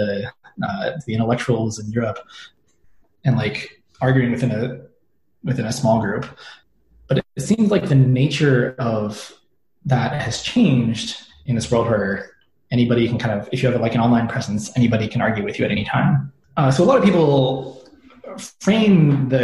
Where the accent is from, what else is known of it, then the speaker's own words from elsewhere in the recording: United States; growing up in the American education system